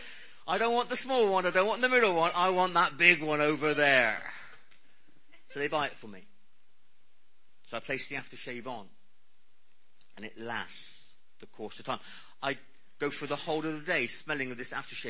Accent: Cornwall, South West England, United Kingdom; I'm Cornish.

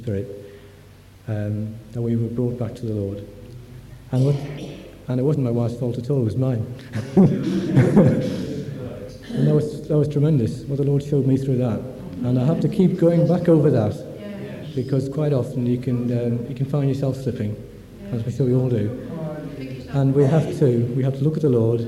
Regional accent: Nottingham, East Midlands, United Kingdom; moved away as an adult; now in Grantham, United Kingdom; I was brought up in the Presbyterian Church in Nottingham

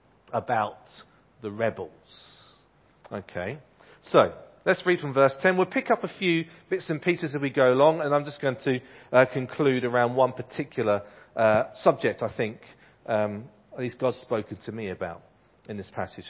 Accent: Ipswich, East of England, United Kingdom; I grew up in Ipswich. I went to a primary school called Gusford Primary School in Ipswich

